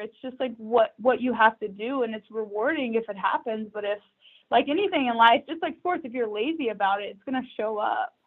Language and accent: English; Texas, United States; born or raised there; moved away as an adult; also born or lived in New York